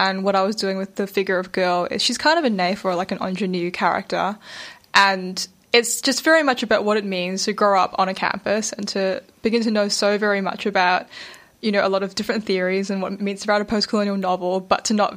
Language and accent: English; Malaysia; I'm Malaysian Chinese